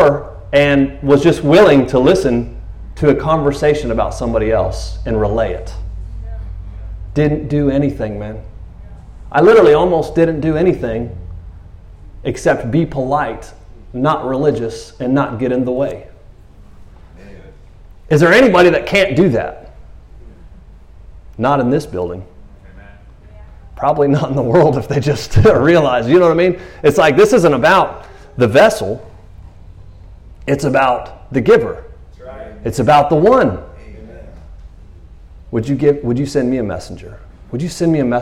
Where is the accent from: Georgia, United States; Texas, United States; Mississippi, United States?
Texas, United States; Tyler; I'm from Tyler, Texas, or a minister